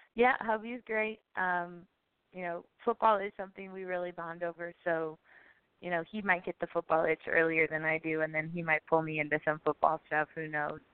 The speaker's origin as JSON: {"language": "English", "town": "Chicago", "region": "Illinois", "country": "United States", "moved": "yes", "lives_now": "Milwaukee, United States", "said": "I'm from Chicago."}